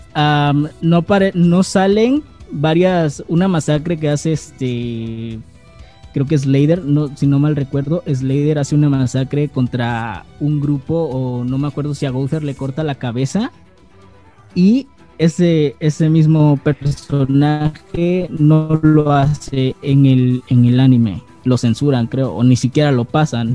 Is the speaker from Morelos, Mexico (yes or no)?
no; Acapulco, Guerrero, Mexico; soy de Acapulco Guerrero, soy de México